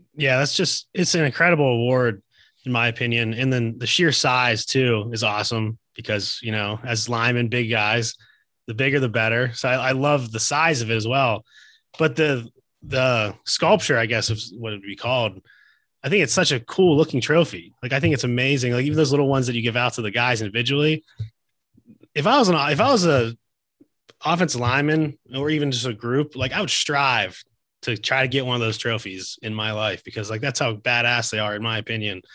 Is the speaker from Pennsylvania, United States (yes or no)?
yes; Pittsburgh, Pennsylvania, United States; I'm from Pittsburgh.